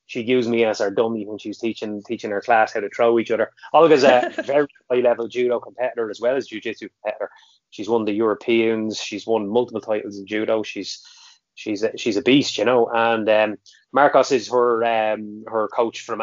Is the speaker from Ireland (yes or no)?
yes; County Meath, Leinster, Ireland; I'm from County Meath, I'm from Ritholt in Meath